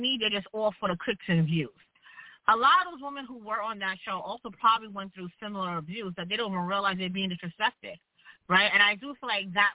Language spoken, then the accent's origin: English; New York, United States; I'm from New York